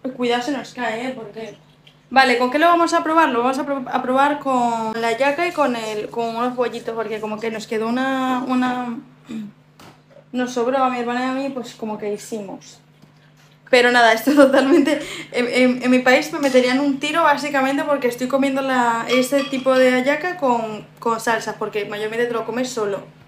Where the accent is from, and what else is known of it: Venezuela; moved away